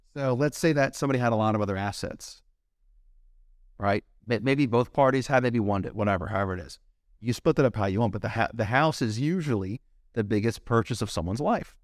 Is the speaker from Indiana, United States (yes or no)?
no; Fairfax, Virginia, United States; moved away as an adult; also born or lived in Captiva Island, Florida / Curitiba, Brazil / Ohio; now in Miami, United States; I grew up in D C. Two days after high school, I moved from Fairfax to, uh, Captiva Island